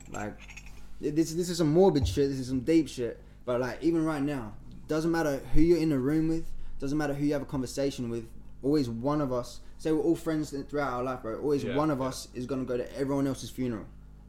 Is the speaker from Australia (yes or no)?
yes; Adelaide, South Australia, Australia; We come from Adelaide